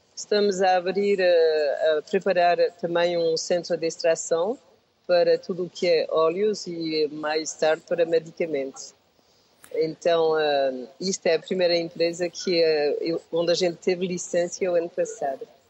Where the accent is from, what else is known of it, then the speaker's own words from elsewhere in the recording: France; Portuguese is a second language; also born or lived in Portugal; Eu vi, eh, para a França, tinha um ano, e uh, estive lá a viver mais de 50 anos